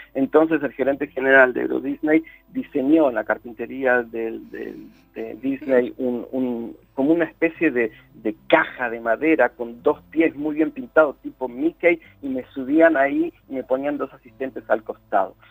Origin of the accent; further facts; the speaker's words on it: Buenos Aires Province, Argentina; moved away as an adult; also born or lived in Oxford, United Kingdom; now in United Kingdom; Yo iba a una escuela de guardapolvo blanco, no había salido del barrio, pero por años, por años. Lo más lejos que había ido era Bulogne, nada más. Eh, entonces no conocí la capital federal.